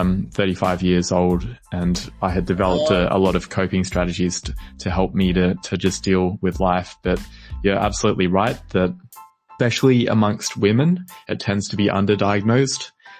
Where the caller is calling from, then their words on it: Melbourne, Victoria, Australia; I am calling in from Melbourne, Australia.